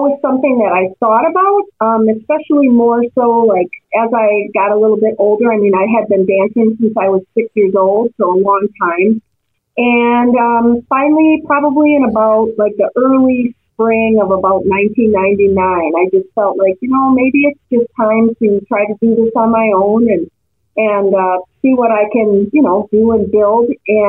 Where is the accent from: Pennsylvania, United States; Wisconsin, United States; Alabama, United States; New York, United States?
Wisconsin, United States; Milwaukee; I am born and raised in Milwaukee, Wisconsin.